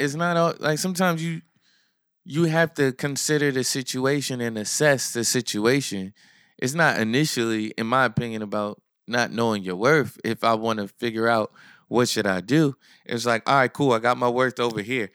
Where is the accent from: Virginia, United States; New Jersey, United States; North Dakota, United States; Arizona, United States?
New Jersey, United States; Asbury Park; also born or lived in Neptune, New Jersey; I'm from Asbury, I'm from Neptune